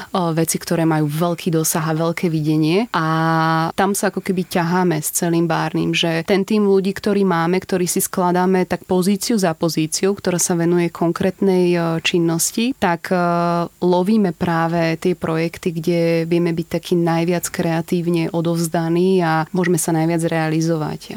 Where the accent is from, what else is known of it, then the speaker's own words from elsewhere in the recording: Púchov, Trenčín Region, Slovakia; moved away as an adult; now in Bratislava, Slovakia; Pochádzam z Púchova